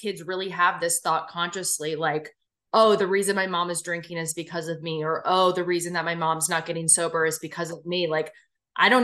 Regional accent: Bryn Mawr, Pennsylvania, United States; I grew up in fucking Bryn Mawr. I grew up in the Main Line.

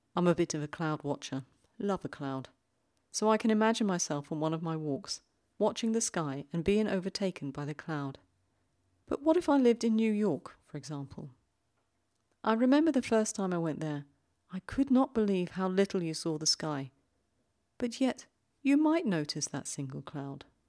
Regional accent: London, United Kingdom; moved away as an adult; now in Zurich, Switzerland; I grew up in London, and I now live in the little big city in Zurich in Switzerland.

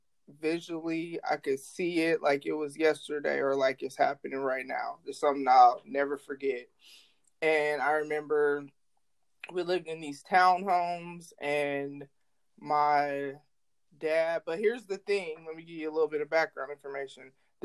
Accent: North Carolina, United States; born there; also born or lived in Guam / New York / New Jersey / Illinois; now in Omaha, United States; but I was born in North Carolina. My parents were military, so I lived in Guam, I lived in New York, I lived in New Jersey, I lived in Illinois, and then I live in Nebraska.

